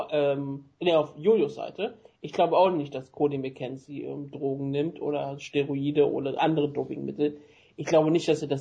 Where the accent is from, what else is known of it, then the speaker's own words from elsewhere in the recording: Lower Saxony, Germany; als ähm, Niedersachsen